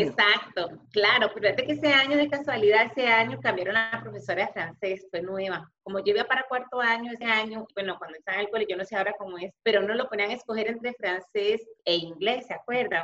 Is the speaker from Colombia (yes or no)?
no; León XIII, San José, Costa Rica; Yo me crié en una zona marginal, en Garavito León 13